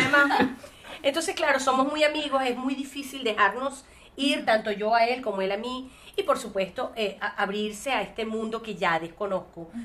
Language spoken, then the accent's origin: Spanish; Venezuela; moved away as an adult; el único lugar que podría decir que soy es de Venezuela